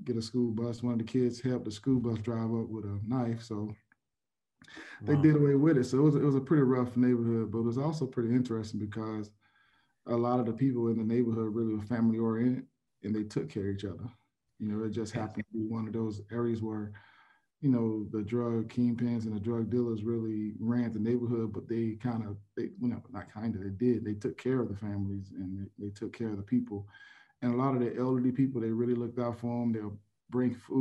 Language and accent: English; Pompano Beach, Florida, United States; I grew up in Pompano Beach, Florida